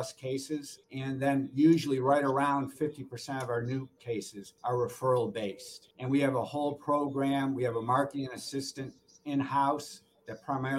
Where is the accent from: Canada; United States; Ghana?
United States; Norfolk, Virginia; I'm from Norfolk, Virginia